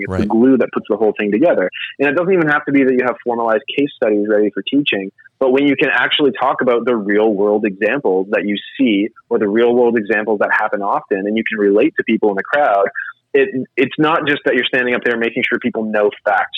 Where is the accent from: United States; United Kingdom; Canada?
Canada; Atlantic Canada; I was a kid growing up in Atlantic Canada.